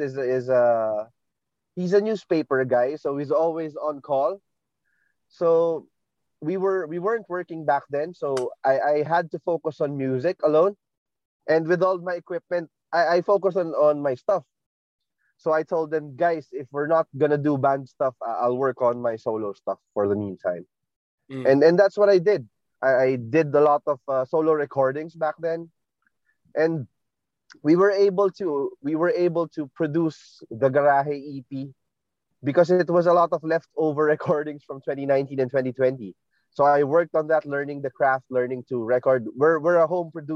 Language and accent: English; Marikina, Metro Manila, Philippines; I'm from Marikina